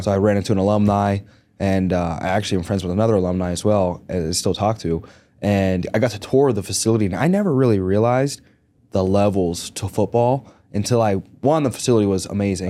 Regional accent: Greensburg, Pennsylvania, United States; I grew up in Greensburg, Pennsylvania.

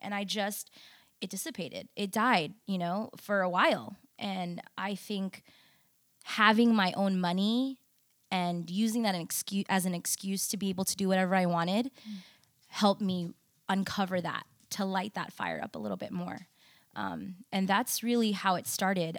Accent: United States; I was born in the States, I'm also proudly Indonesian

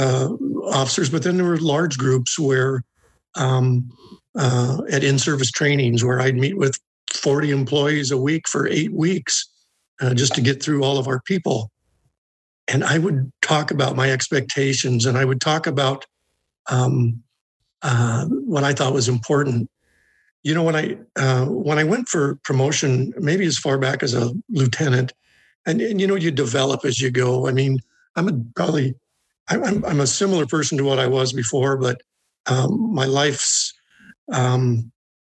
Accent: Salem, Oregon, United States; growing up in Salem

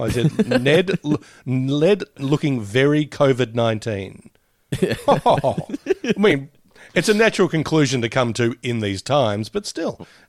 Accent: Australia; I'm Australian

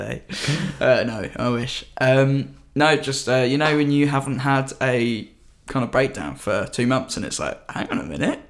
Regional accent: Brighton, South East England, United Kingdom; moved away as an adult; now in London, United Kingdom; I have come back to my hometown of Brighton.

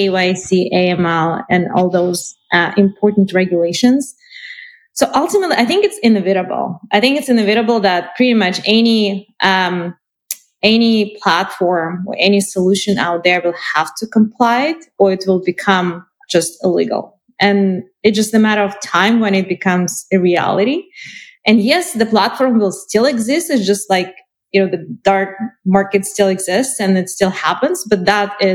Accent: Canada; I'm from Canada.

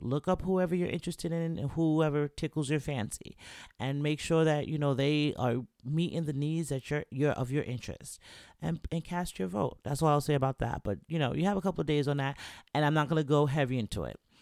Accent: New York, United States; moved away; also born or lived in Jamaica / Florida / Virginia; I'm from New York

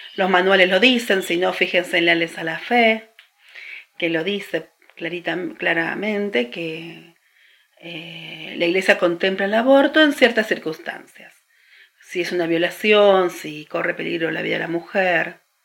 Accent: Argentina; especialmente en la Argentina, es laico. Entonces, yo soy hija del Estado laico.

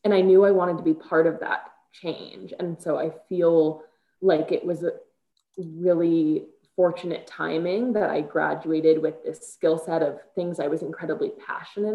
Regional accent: Chicago, Illinois, United States; moved away as an adult; now in Colorado, United States; I'm born and raised in Chicago

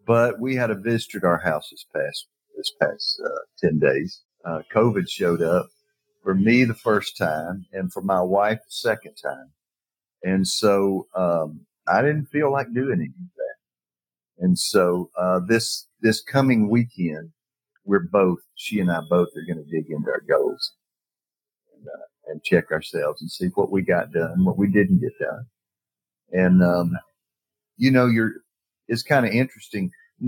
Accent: Decatur, Alabama, United States; Point Mallard is in Decatur, Alabama. Yes. That is my hometown.

